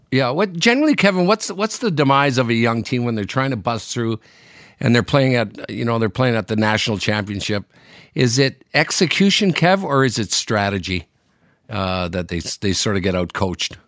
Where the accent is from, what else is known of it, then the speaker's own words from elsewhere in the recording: Sudbury, Ontario, Canada; moved away; I'm in my hometown, Sudbury, in Northern Ontario